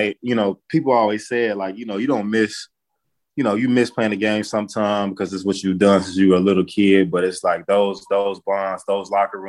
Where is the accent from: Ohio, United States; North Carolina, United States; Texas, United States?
Texas, United States; when you're from Texas, you got pride in saying like, I'm from Texas, I'm from the state.